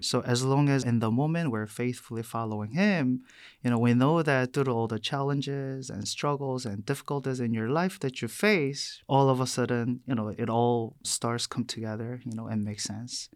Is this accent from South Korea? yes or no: yes; South Korea; English is a second language; moved away as an adult; also born or lived in New York City, United States / Boston, United States / Madison, Wisconsin, United States; now in United States; I was born and raised in South Korea. I came to the U S when I was eighteen